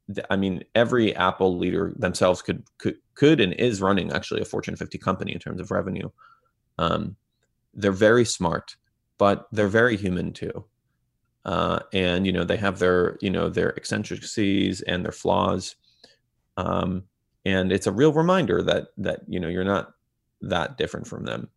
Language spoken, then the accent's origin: English; Israel; now in Bay Area, United States; I grew up in Israel